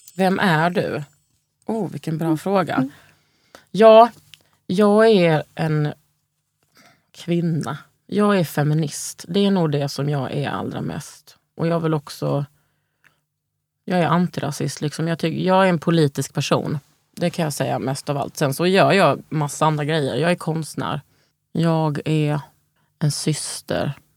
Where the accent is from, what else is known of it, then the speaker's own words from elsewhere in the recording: Lund, Skåne, Sweden; moved away; also born or lived in Malmö / Stockholm; Jag är ju från Lund, men liksom, jag har ändå bott i, i, i Malmö.